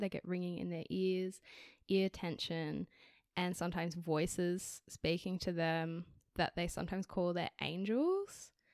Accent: Canberra, Australian Capital Territory, Australia; also born or lived in Canada; I'm also now back in my hometown, and newly employed by the public service here in Canberra

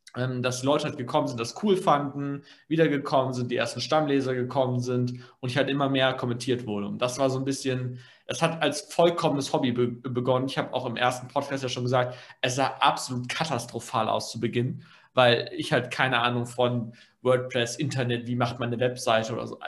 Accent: Germany; bei uns in Deutschland

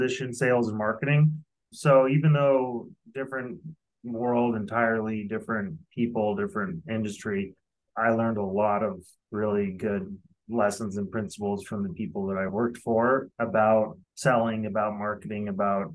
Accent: Denver, Colorado, United States; moved away as an adult; also born or lived in Los Angeles, California; I'm originally from Denver, Colorado, and I spent over 20 years in Los Angeles

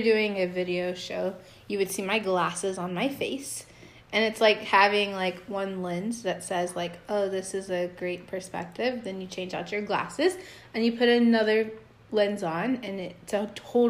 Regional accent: Texas, United States; us Texans.

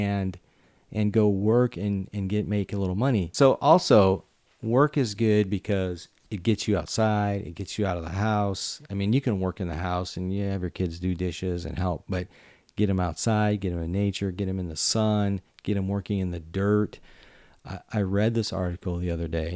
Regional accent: Michigan, United States; growing up in Michigan

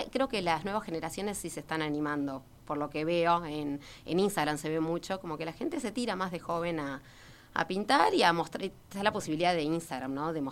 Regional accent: Montevideo, Uruguay; No, en realidad no, en realidad no nací en Positos. A los tres años este, fui a Positos. Este, este vivía en Goes

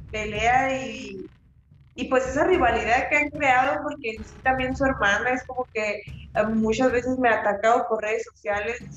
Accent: Chihuahua, Mexico; somos chihuahuenses y, y somos peleadoras femeninas.

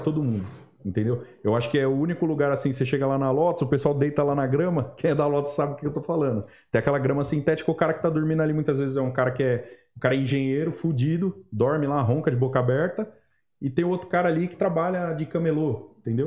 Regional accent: Brazil; sendo brasileiro

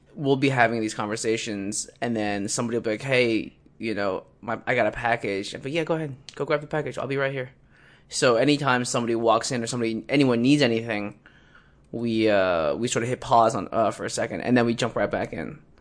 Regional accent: Philadelphia, Pennsylvania, United States; I'm from Philly.

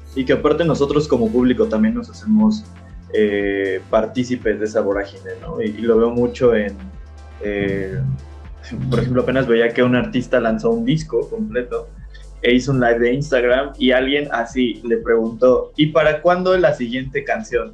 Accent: Mexico

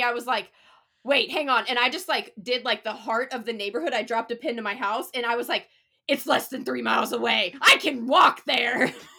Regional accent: Ohio, United States; moved away as an adult; also born or lived in Nashville; now in Charlotte, United States; I'm from a rural, like, small town in Ohio. So, like, when I was, like, I did law school in Nashville, and I was like, okay, this is pretty good. Came to Charlotte

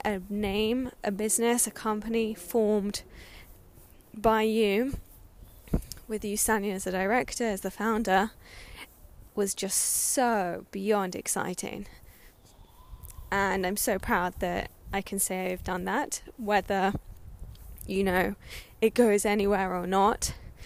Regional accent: Sydney, New South Wales, Australia; now in London, United Kingdom; I was born in Sydney, Australia, and I have deep-rooted connection to that country

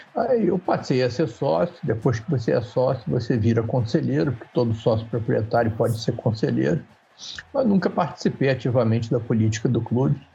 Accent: Rio de Janeiro, Brazil; Eu morava perto do Maracanã, morava, fui criado ali na Tijuca

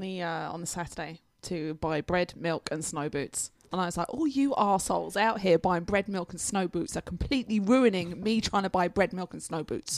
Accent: England, United Kingdom; moved away; I'm English.

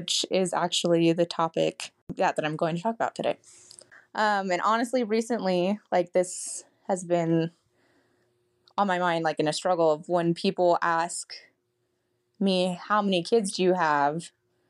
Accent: St. George, Utah, United States; also born or lived in Logan, Utah / Dallas, Texas; I grew up in St. George, Utah, and I went to hair school right after high school

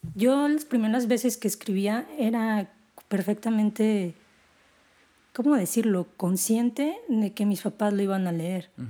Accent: Guadalajara, Jalisco, Mexico; moved away; also born or lived in Mexico City; mi familia es una familia de tapatía tradicional

